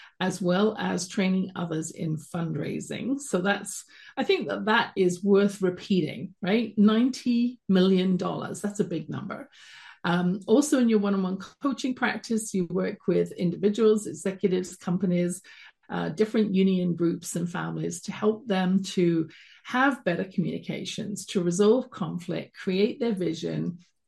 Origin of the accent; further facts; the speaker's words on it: London, United Kingdom; accent: British; moved away as an adult; now in Calgary, Canada; You can tell from my accent, I wasn't born in Canada, where I'm streaming from at the base of the Rocky Mountains in Calgary, Alberta, born in London, England, and came over here when I was about 22